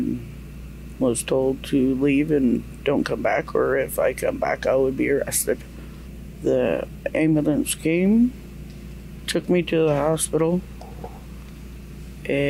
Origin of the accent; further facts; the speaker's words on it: Tyendinaga Mohawk Territory, Ontario, Canada; from Tandanega Mohawk Territory.